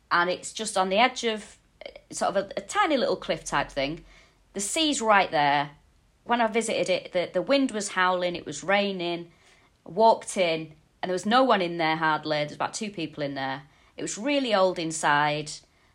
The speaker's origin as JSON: {"language": "English", "town": "Manchester", "region": "North West England", "country": "United Kingdom", "also_born_or_lived": "Walthamstow, London", "moved": "as an adult", "lives_now": "London, United Kingdom", "said": "I'm from Manchester, but I live in Walthamstow in London. Nice. I've lived here for about 4 years now."}